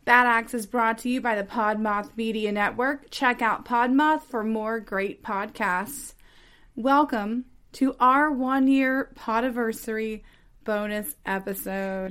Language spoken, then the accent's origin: English; Texas, United States; speaking as a Texan